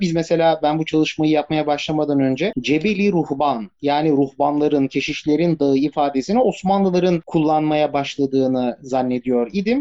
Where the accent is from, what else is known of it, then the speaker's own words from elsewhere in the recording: Bursa, Turkey; Doğma büyüme Bursalıyım.